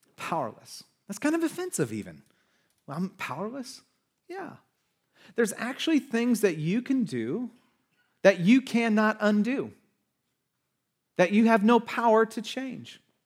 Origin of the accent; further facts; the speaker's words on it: United States; But we're American